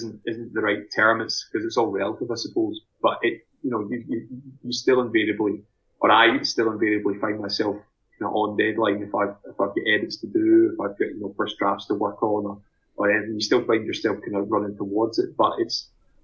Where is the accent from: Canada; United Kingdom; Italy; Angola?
United Kingdom; Glasgow, Scotland; moved away as an adult; now in Edinburgh, United Kingdom; I'm originally from Glasgow